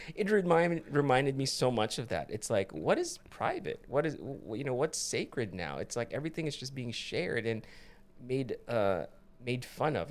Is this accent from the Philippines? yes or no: yes; Philippines; now in United States; when I was growing up in the Philippines